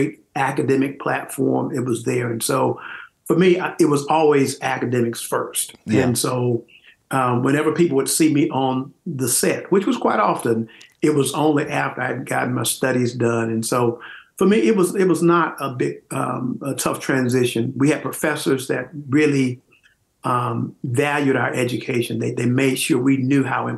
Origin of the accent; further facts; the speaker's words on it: Tallahassee, Florida, United States; I'm from Tallahassee. So I was born and raised right there in the city